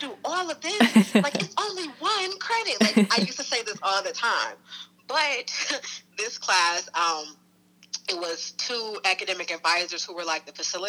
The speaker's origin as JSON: {"language": "English", "town": "Detroit", "region": "Michigan", "country": "United States", "said": "I'm from Detroit"}